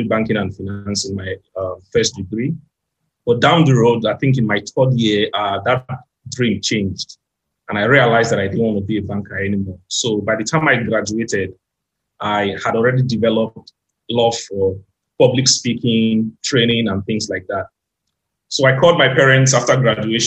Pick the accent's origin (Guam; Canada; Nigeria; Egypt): Nigeria; I'm from Nigeria. I'm based here in Lagos, Nigeria.